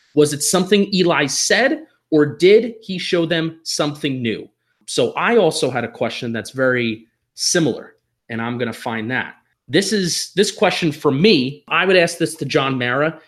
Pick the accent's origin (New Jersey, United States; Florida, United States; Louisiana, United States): New Jersey, United States; now in Philadelphia, United States; I am a Transplanet Giant and Yankee fan living in Philadelphia. I am from New Jersey